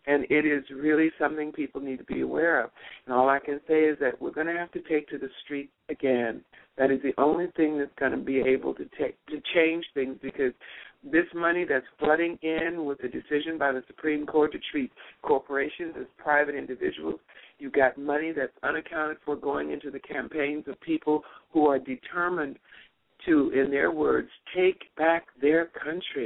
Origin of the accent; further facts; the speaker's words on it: Los Angeles, California, United States; moved away as an adult; also born or lived in Shreveport, Louisiana / Africa / Tunisia; now in Panama; I was born in Shreveport, and my parents moved to Los Angeles when I was 3 years old